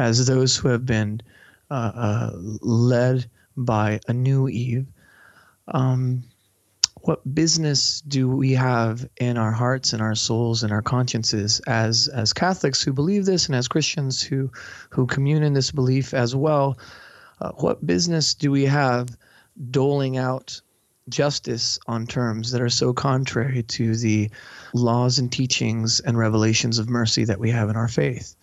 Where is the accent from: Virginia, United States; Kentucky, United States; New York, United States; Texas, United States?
Texas, United States; Brownsville; moved away; also born or lived in Mexico; I was, uh, born in Brownsville, Texas, right on the edges of the Mexican border, and I lived part of my life in Mexico